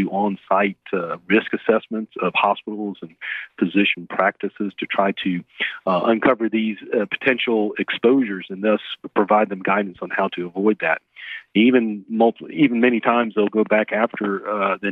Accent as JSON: {"language": "English", "town": "Jacksonville", "region": "Florida", "country": "United States", "tie": "born or raised there", "also_born_or_lived": "Georgia / Augusta, Georgia / Columbus / Montgomery, Alabama", "moved": "as an adult", "said": "I grew up in Jacksonville, Florida, and went north and got a scholarship to play at Georgia"}